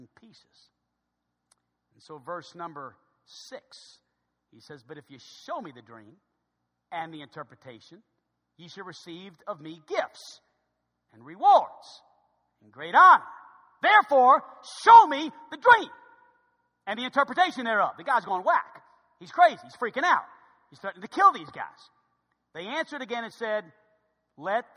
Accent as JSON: {"language": "English", "town": "New Orleans", "region": "Louisiana", "country": "United States", "tie": "born or raised there", "said": "my hometown of New Orleans"}